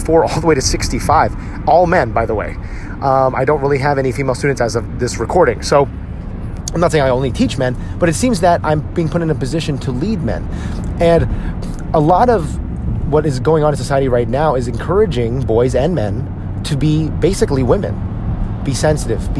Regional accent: United States; us as Filipino American men

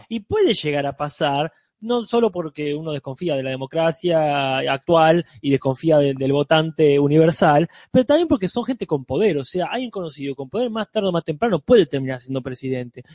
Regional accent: Argentina; Nosotros como argentinos

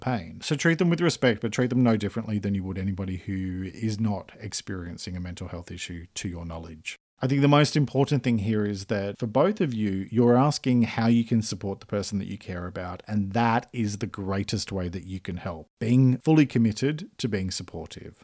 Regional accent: Australia; I'm an Australian writer and speaker

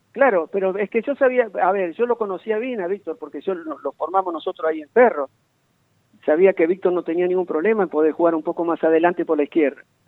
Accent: Corral de Bustos, Córdoba, Argentina; yo soy de Corral de Busto

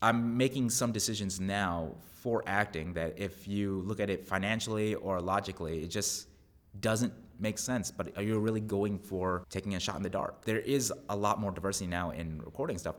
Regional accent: Long Island, New York, United States; moved away as an adult; now in Texas, United States; where I grew up in Long Island

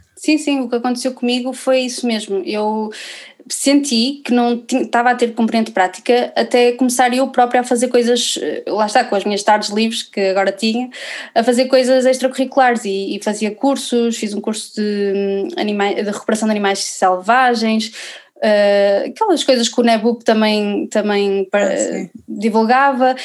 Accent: Viana do Castelo, Norte, Portugal; eu sou aqui de Viana do Castelo

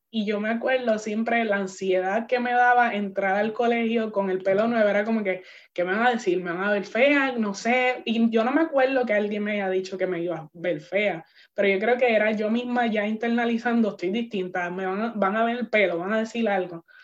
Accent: San Juan, Puerto Rico; born or raised there; moved away as an adult; now in United States

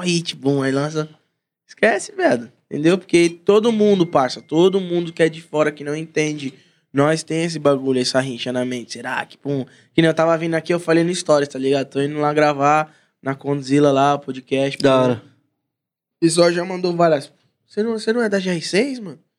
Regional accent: São Paulo, Brazil; Sou lá da Zaquinache lá, Zona Norte de São Paulo

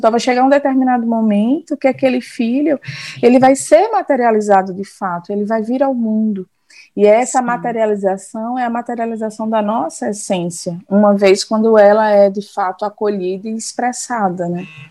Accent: Olinda, Pernambuco, Brazil; now in Paulista, Brazil; eu sou daqui de natural de Olinda, Pernambuco

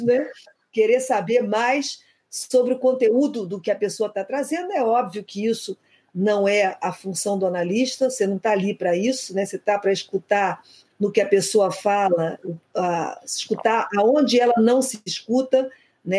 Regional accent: Rio de Janeiro, Brazil; accent: carioca; first language Portuguese; moved away as an adult; also born or lived in Portugal / Nice, France; o sotaque é carioca. Uhum. É, o sotaque a gente não perde, nunca

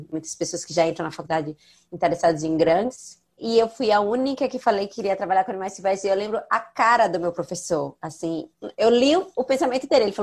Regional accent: São Paulo, Brazil; eu sou de São Paulo, não tenho acesso ao litoral.

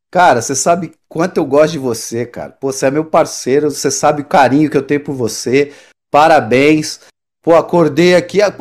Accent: Osasco, São Paulo, Brazil; now in Austin, United States; minha infância ali em Osasco foi doída, velho.

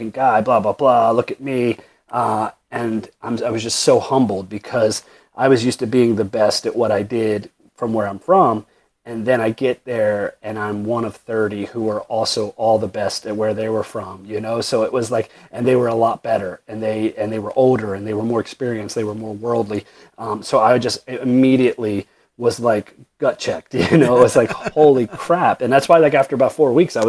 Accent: Dundalk, Maryland, United States; I grew up in Dundalk

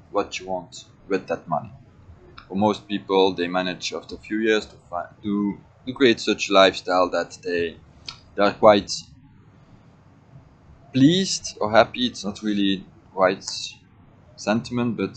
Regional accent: Belgium; I was born in Belgium

